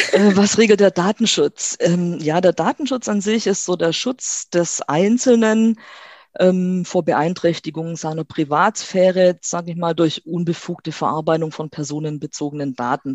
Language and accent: German; Stuttgart, Baden-Württemberg, Germany; ich komme aus Stuttgart